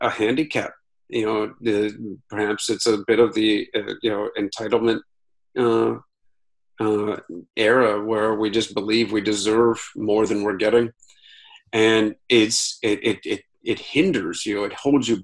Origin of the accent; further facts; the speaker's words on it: Akron, Ohio, United States; moved away as an adult; also born or lived in Italy; I ran my hometown Akron Marathon on the same week as my 20th high school reunion